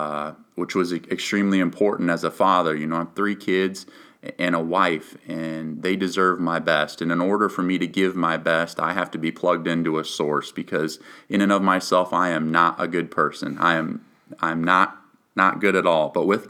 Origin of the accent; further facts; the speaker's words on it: Rhinebeck, New York, United States; the entire town of Rhinebeck, where we lived at the time, that's my hometown, rallied around us